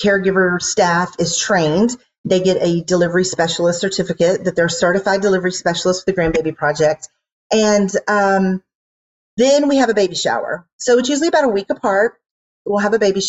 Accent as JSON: {"language": "English", "town": "Houston", "region": "Texas", "country": "United States", "moved": "as an adult", "lives_now": "Dallas, United States", "said": "I am from Houston originally"}